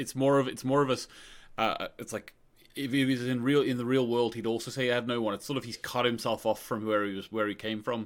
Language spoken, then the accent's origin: English; Australia; I grew up in Australia